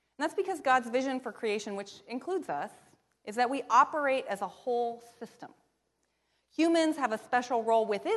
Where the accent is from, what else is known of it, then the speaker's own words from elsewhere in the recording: Pacific Northwest, United States; growing up in the Pacific Northwest